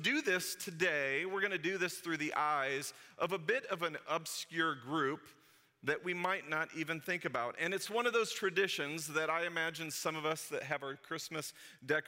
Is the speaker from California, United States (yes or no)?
no; St. Louis, Missouri, United States; when I was a kid and growing up in St. Louis